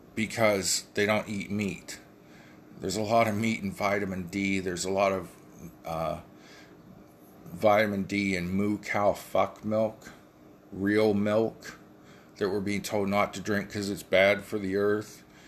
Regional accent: United States; We are the American people.

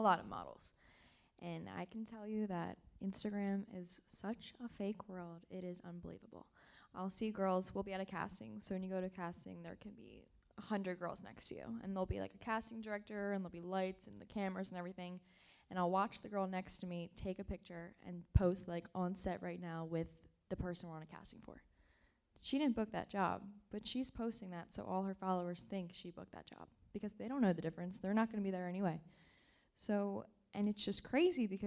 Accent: Marple Newtown, Pennsylvania, United States; also born or lived in Clifton Heights, Pennsylvania; I'm from Delco, yeah. Born in Clifton Heights, raised in Marple Newtown

